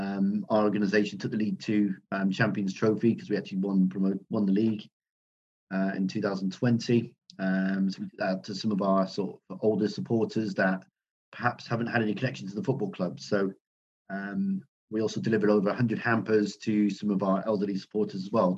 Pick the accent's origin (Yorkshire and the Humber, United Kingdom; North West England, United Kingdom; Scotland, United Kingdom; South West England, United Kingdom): South West England, United Kingdom; Swindon; born there; also born or lived in Canada; I was born in Swindon. I moved to Canada, just outside of Toronto in 1988. Moved back to the UK in 2002.